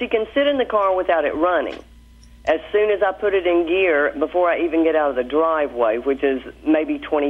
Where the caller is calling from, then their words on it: Abingdon, Virginia, United States; From Abingdon, Virginia.